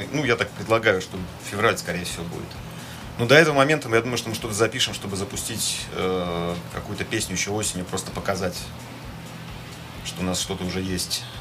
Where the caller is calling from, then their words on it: Berlin, Germany; сегодня звоню из города до Берлина.